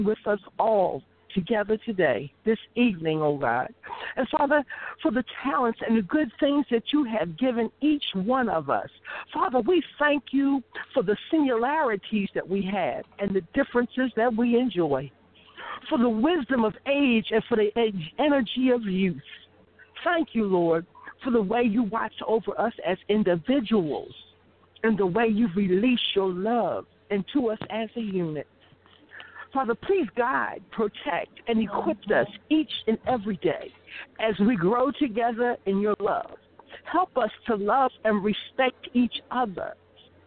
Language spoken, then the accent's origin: English; Philadelphia, Pennsylvania, United States; now in Baltimore, United States; I was born and raised in Philadelphia, but I live in Baltimore, Maryland